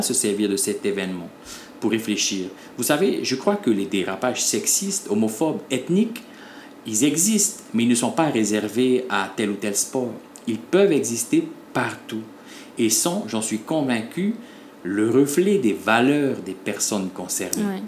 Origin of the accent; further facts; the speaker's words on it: French Polynesia; chez nous en Polynésie française